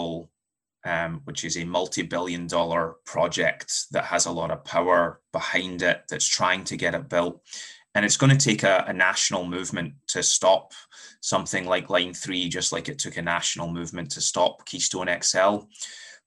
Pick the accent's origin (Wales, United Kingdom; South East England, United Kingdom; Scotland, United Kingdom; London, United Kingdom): Scotland, United Kingdom; moved away as an adult; now in United States; I'm from Scotland, was born and raised in Scotland before moving to the US about a decade ago